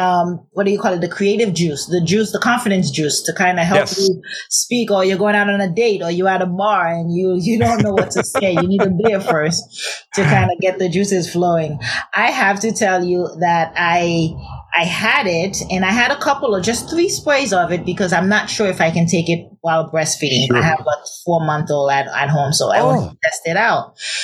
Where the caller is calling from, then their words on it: San Diego, California, United States; San Diego.